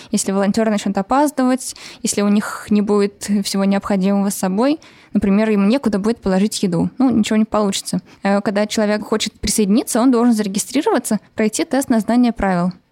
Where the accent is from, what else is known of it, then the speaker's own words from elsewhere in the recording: Saint Petersburg, Russia; Э, я из Питера девушка